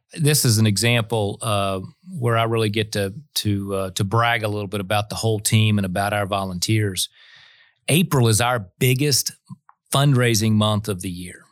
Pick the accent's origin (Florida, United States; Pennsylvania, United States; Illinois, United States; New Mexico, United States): Florida, United States; Florida, my home state